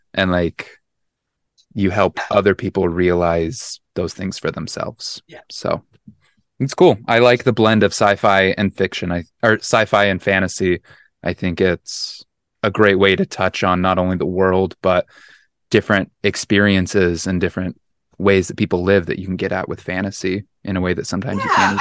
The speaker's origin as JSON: {"language": "English", "region": "Utah", "country": "United States", "tie": "born or raised there", "said": "I grew up in Utah, and like I grew up conservative in Utah, very religious"}